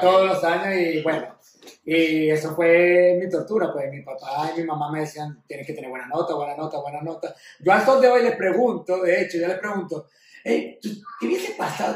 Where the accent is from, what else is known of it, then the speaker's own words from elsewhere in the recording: Venezuela; mis raíces están, somos venezolanos